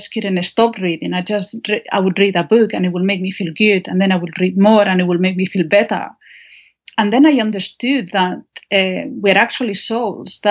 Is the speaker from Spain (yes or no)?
yes; northern Spain, Spain; English is a second language; moved away; I'm from Spain. I was born and raised in Spain.